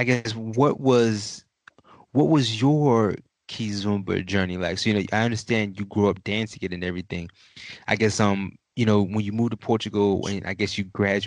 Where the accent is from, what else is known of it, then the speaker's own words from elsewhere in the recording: United States; I was born in the 90s and I was born in America